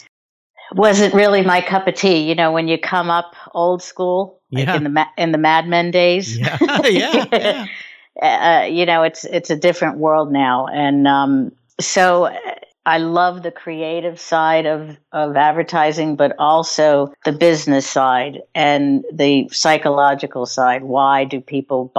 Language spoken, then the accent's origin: English; New York City, New York, United States; I'm a New Yorker. I was born here. I grew up here. I live here.